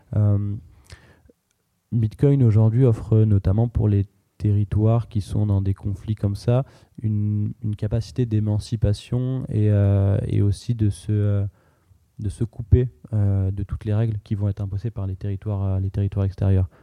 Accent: France; on a grandi en France, on a volonté à construire en France

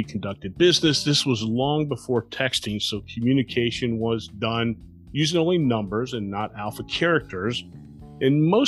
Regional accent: South Florida, United States; growing up in South Florida

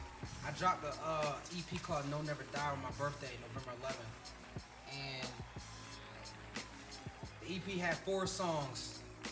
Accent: Trenton, New Jersey, United States; also born or lived in Ewing, New Jersey / Baltimore; from a small town, 7 square miles, small town called Trenton, New Jersey. It's the capital of New Jersey. And, you know, born and raised. Shout out to Ewing, too, because I spent a lot of time in Ewing.

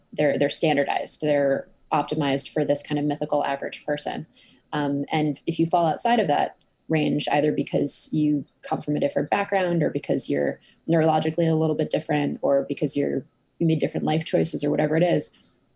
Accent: Cambridge, Massachusetts, United States; also born or lived in Boston, Massachusetts; I grew up in Cambridge, Massachusetts, not the one in the UK, but the one in the US

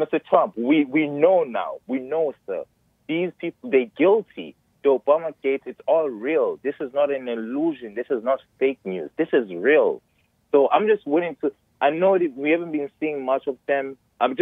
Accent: South Africa; now in Massachusetts, United States; I was born and raised in South Africa.

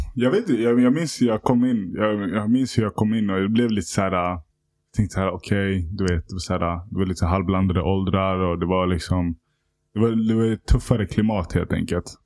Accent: Stockholm, Stockholm County, Sweden; Jag växte upp i Hässelbygård mm. mina första år

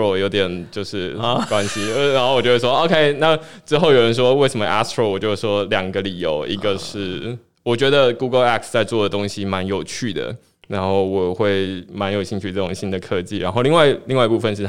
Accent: Tainan, Taiwan; 我是台南人，

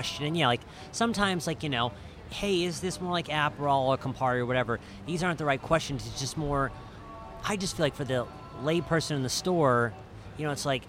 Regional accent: southern Midwest, United States; For those of us from the southern Midwest, we'll say marmalade.

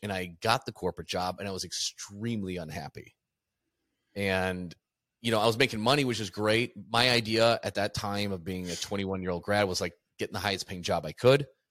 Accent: Midwest, United States; moved away as an adult; also born or lived in Chicago, Illinois; now in Phoenix, United States; I'm from the Midwest.

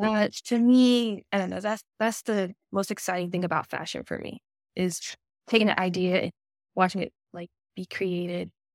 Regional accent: North Augusta, South Carolina, United States; now in Aiken, United States; I'm originally from North Augusta, South Carolina

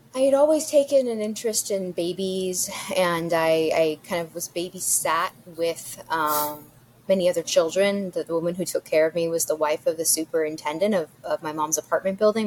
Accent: New York City, New York, United States; now in Texas, United States; growing up in New York City, growing up in Greenwich Village

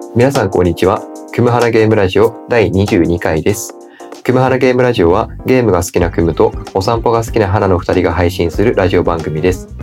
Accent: Kagoshima, Japan; moved away; 僕地元が鹿児島

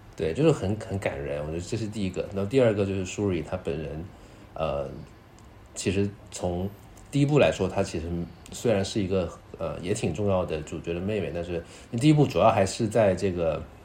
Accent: Guangdong, China; 尤其是我这种潮汕人

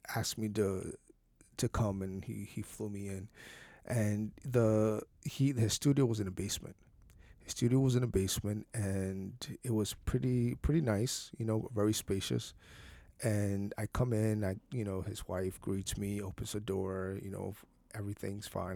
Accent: San Bernardino, California, United States; I grew up in San Bernardino

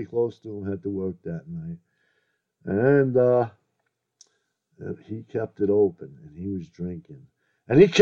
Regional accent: New York City, New York, United States; I grew up in Brooklyn

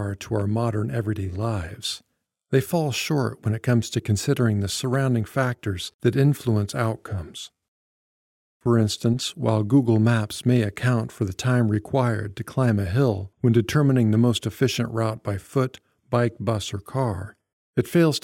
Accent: the middle of America, Midwest, United States; now in Seattle, United States; my hometown in the middle of America

